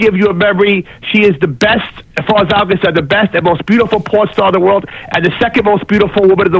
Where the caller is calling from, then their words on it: New Jersey, United States; Hey, James … from Jersey.